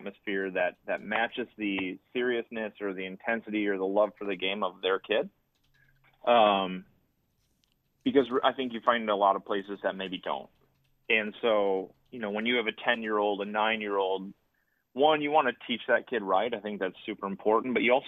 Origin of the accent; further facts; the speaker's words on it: Marinette, Wisconsin, United States; moved away; I'm originally from Marinette, Wisconsin, so about an hour north of Green Bay